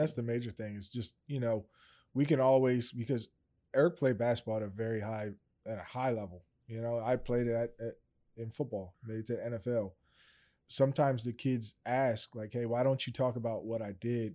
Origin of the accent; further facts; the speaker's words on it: Steelton, Pennsylvania, United States; I'm originally from Stilton. Um, if anybody kinda knows about that small town